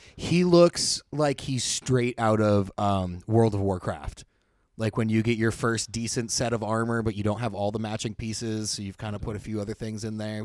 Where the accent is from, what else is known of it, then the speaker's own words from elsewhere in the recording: Hollister, California, United States; right next to Hollister, where I grew up.